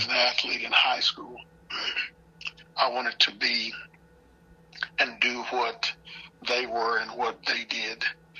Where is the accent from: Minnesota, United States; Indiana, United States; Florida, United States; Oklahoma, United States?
Oklahoma, United States; Hollis; also born or lived in Ardmore, Oklahoma / Madill, Oklahoma; now in Kansas City, United States; I went to my hometown of Hollis. Mm-hmm. We coached there for 5 years. We left Hollis, moved to Medill. It was good to get back in that area of Oklahoma.